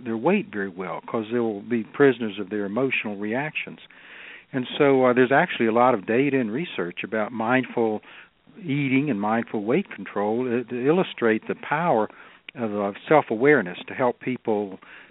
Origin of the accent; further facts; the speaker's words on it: North Carolina, United States; also born or lived in Southern California; I was born and raised here in North Carolina